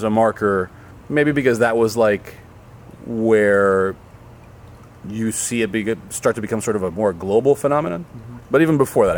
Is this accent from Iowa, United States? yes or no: no; Miami, Florida, United States; growing up in Miami, Ricardo and I both graduated from the same high school.